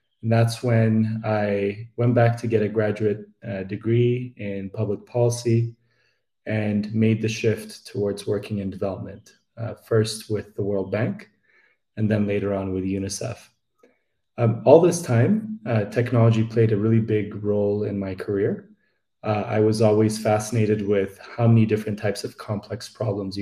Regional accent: Addis Ababa, Ethiopia; moved away as an adult; also born or lived in United States; I am Ethiopian. I grew up in the capital, Addis Ababa, and I moved to the US for my higher education

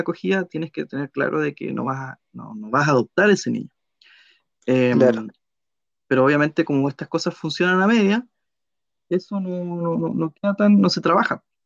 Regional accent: Puerto Montt, Los Lagos, Chile; yo soy de Puerto Montt, ahí me crié

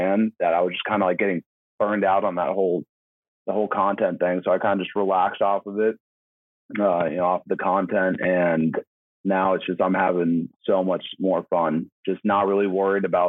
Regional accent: Santa Barbara, California, United States; also born or lived in Niceville, Florida; now in San Diego, United States; my hometown of Santa Barbara

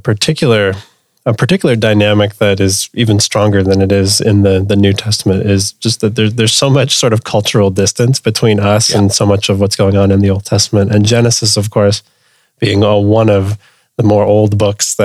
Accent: Canada; a Canadian Southern Seminary grad

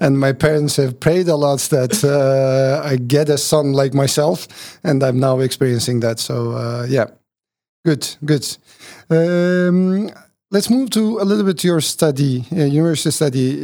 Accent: Turkey; When I was born in Turkey

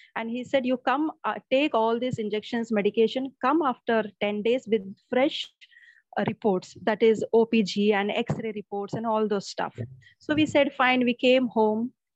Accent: Mumbai, Maharashtra, India; I'm from Mumbai

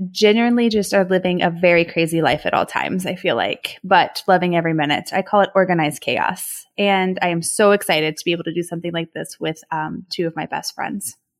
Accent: Dayton, Ohio, United States; now in Cleveland, United States; I'm actually from Dayton, Ohio, but I now live in Cleveland, Ohio.

